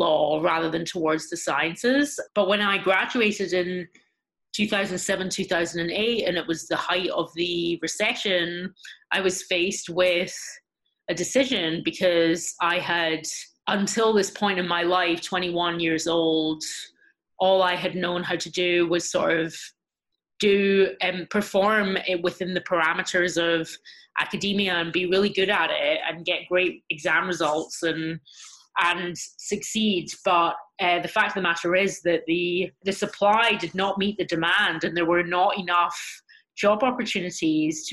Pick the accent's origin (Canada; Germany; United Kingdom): United Kingdom; Glasgow, Scotland; moved away as an adult; now in United States; I grew up in Glasgow in Scotland in a very small, close-knit Jewish community.